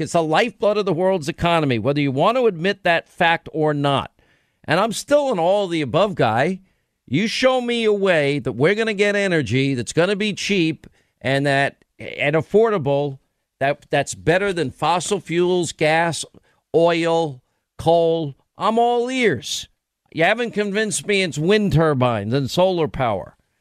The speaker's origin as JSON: {"language": "English", "region": "New York", "country": "United States", "said": "I'm from New York"}